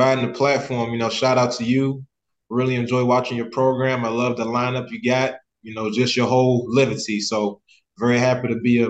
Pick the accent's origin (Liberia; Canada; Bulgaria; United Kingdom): Liberia; born there; So I was born in October 89, and the Civil War started around Christmas of 89.